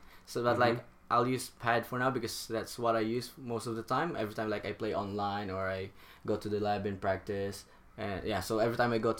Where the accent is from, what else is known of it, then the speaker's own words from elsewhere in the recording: Philippines; moved away as an adult; also born or lived in Singapore; I'm from the Philippines.